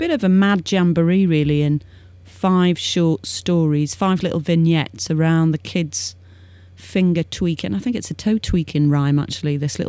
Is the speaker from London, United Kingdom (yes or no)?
no; Birkenhead, North West England, United Kingdom; I am from Liverpool. Well, actually, to be fair, I'm not from Liverpool city centre. I'm from the one-eyed city. I was born in Birkenhead.